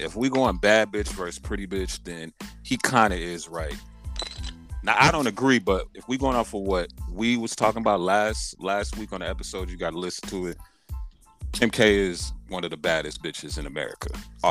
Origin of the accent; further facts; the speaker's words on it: Las Vegas, Nevada, United States; I'm from Vegas. I'm in Vegas